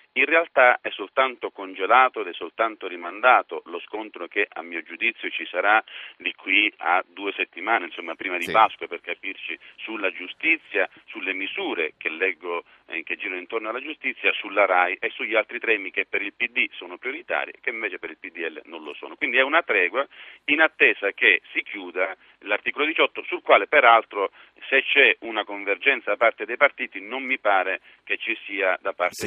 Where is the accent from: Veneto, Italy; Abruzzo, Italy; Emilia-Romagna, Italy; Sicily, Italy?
Sicily, Italy; da siciliano